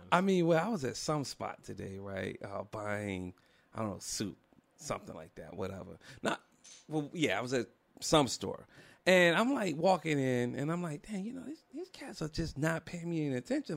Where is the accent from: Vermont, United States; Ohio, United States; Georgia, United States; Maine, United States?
Georgia, United States; Atlanta; I'm from Atlanta